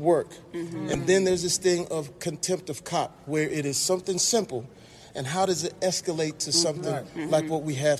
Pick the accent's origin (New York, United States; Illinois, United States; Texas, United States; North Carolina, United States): Texas, United States; Terrell; I'm a young cat from Texas. I'm from Terrell, Texas